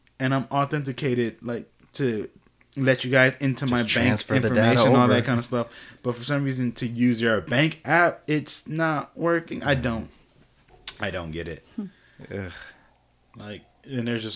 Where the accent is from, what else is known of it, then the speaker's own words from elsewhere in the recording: Florida, United States; moved away as an adult; also born or lived in Miami / Orlando / Gainesville; growing up in Florida